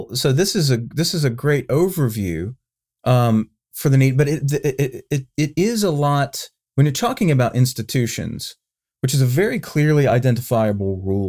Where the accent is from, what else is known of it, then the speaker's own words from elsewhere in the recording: the South, United States; For me, I'm a Southerner.